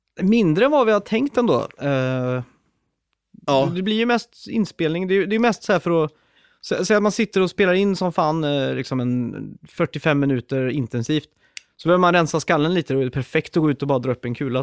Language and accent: Swedish; Sweden; jag är ju född och uppväxt i Sverige